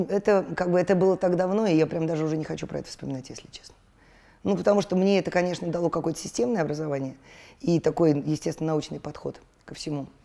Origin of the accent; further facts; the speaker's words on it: Moscow, Russia; Мы, э, я же родилась в Столешникове, но это была бывшая дворницкая, и мы жили в подвале.